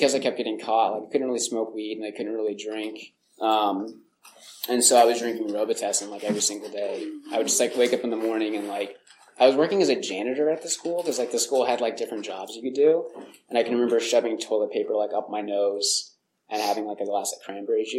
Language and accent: English; Hollister, California, United States; I grew up in Hollister, California